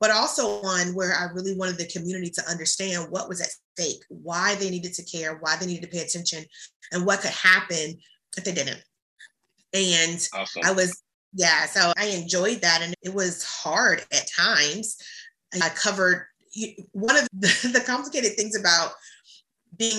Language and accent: English; Hampton Roads, Virginia, United States; my hometown of Hampton Roads